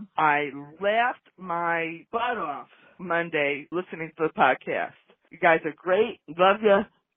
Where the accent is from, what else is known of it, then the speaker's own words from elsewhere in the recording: New Jersey, United States; I'm from New Jersey